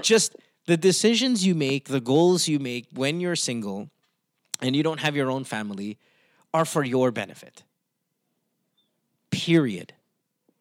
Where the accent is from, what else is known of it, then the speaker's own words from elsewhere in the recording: Philippines; moved away as an adult; I grew up in the Philippines. I've only lived outside of the Philippines these past few years. I'm 40, 41